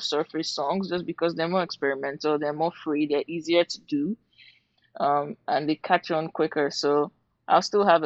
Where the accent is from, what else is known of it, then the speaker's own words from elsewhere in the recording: Port Harcourt, Rivers State, Nigeria; accent: Nigerian; now in London, United Kingdom; I grew up in Port Harcourt